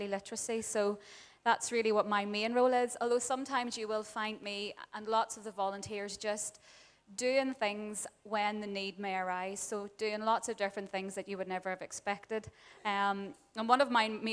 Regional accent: Dungannon, Northern Ireland, United Kingdom; moved away as an adult; now in Uganda; I'm from Dungannon, born and bred

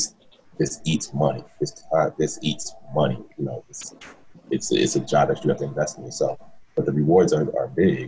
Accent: Philadelphia, Pennsylvania, United States; now in Los Angeles, United States; I hail from Philly, Philadelphia, PA

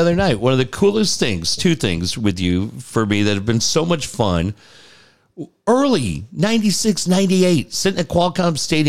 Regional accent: San Diego, California, United States; San Diego.

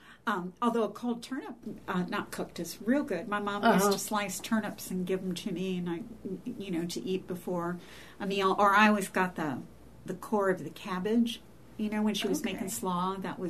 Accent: Louisville, Kentucky, United States; I was born in eastern Kentucky, but I grew up in Louisville

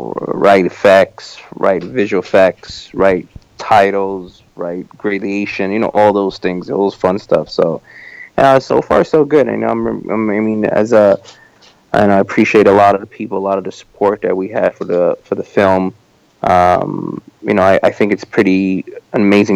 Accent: New York, United States; this is my hometown

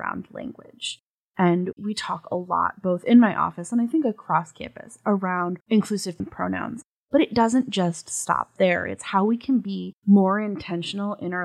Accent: New England, United States; I grew up in New England.

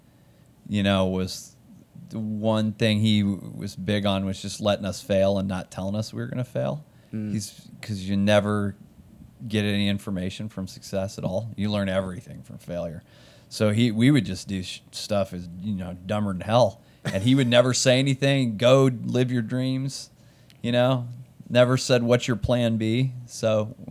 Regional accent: Fort Wayne, Indiana, United States; moved away as an adult; also born or lived in Los Angeles; we grew up in Fort Wayne, Indiana

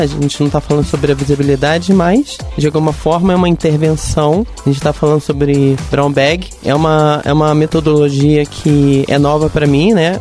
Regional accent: Rio de Janeiro, Brazil; accent: carioca (S and R bem puxado); moved away; eu vim do Rio de Janeiro

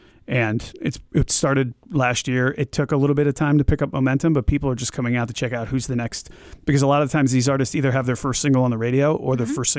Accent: Hartford, Connecticut, United States; moved away; I grew up in Hartford

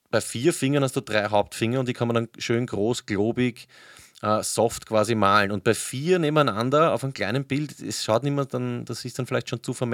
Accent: Vienna, Austria; wo ich oder wo wir komplett unnötig Knell, wie man bei uns in Wien sagt, also Geld

